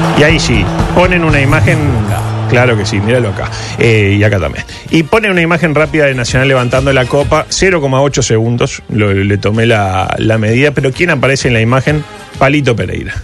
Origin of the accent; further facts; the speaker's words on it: Uruguay; como buen uruguayo